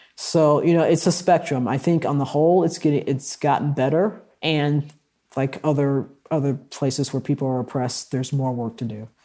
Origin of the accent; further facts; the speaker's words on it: Milwaukee, Wisconsin, United States; in Milwaukee, where I grew up, there were three black radio stations